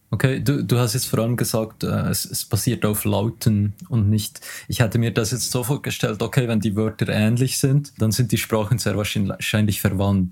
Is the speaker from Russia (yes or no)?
no; Switzerland; accent: strong Swiss dialect; mein starker Schweizer Dialekt